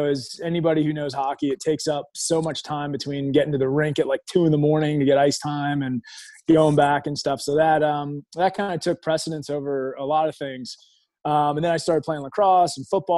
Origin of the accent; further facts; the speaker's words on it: Long Island, New York, United States; moved away as an adult; now in Virginia, United States; I grew up in New York. I'm a native Long Islander. That'll always be my home. I live in Virginia right now, but Long Island is where my heart is. I was born and raised, lived there until I was about 32